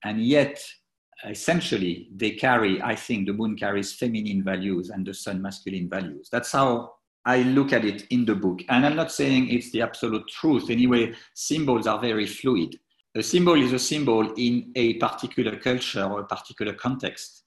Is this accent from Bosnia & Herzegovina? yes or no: no; Troyes, Grand Est, France; now in United Kingdom; I, grew up in France, in Troyes, which is a well, medium-sized town just east of Paris